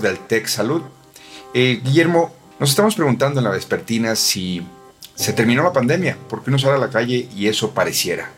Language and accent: Spanish; Mexico; así somos los mexicanos